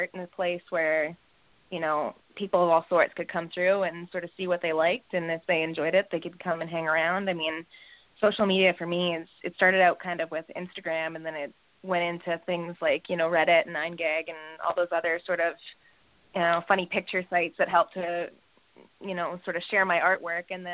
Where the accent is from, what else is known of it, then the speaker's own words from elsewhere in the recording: Calgary, Alberta, Canada; I'm a Canadian makeup artist from Calgary, Alberta